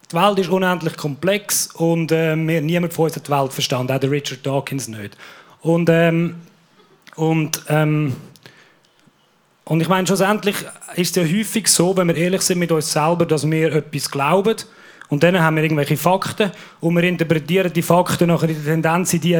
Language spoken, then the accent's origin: German; Aargau, Switzerland; Ja, ich bin äh, im Aargau aufgewachsen, oh. in einer christlich-konservativen Familie mit sechs Kindern.